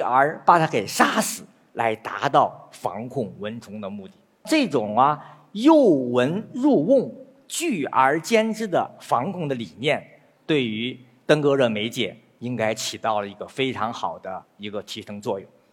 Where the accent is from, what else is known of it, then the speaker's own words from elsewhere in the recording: northern China, China; 我是北方人，我知道，小时候到了下半夜